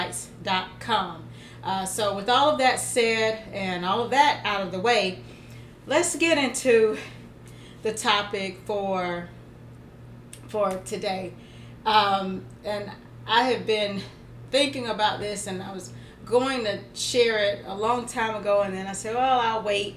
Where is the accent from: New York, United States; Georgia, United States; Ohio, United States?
Georgia, United States; I'm from Georgia